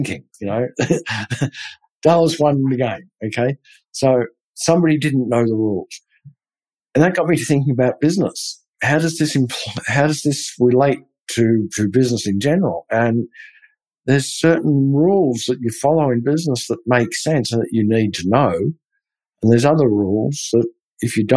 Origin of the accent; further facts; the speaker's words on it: Australia; now in Texas, United States; being an Australian